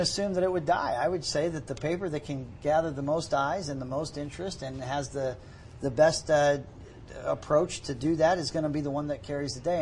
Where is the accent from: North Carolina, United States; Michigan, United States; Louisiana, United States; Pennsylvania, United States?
Pennsylvania, United States; Pittsburgh; now in Utah, United States; I grew up in Pittsburgh